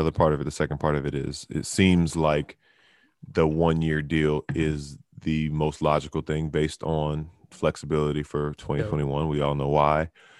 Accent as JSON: {"language": "English", "town": "Charlotte", "region": "North Carolina", "country": "United States", "tie": "born there", "said": "I mean, I was born in Charlotte, so I'm not going to say it's not even like me coming at my city"}